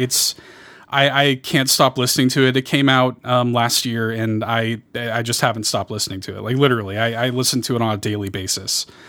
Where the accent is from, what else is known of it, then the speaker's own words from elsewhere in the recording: Chicago, Illinois, United States; I grew up in Chicago